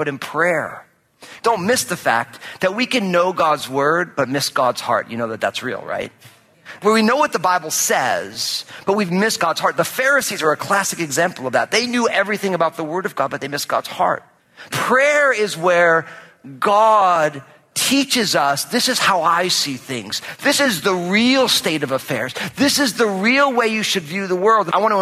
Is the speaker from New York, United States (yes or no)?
no; New Jersey, United States; now in Pacific Northwest, United States; I was born and raised in Jersey